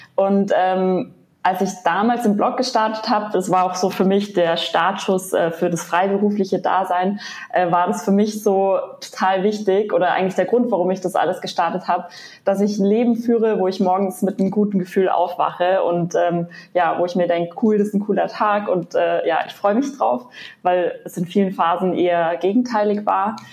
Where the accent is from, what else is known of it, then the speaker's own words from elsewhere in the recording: Munich, Bavaria, Germany; ich komme ja aus München, bin also eher in den Bergen